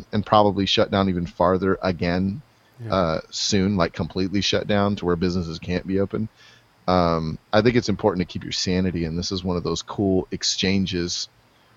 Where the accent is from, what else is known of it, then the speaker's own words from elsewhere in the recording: US–Mexico border, United States; I grew up on the Mexico border.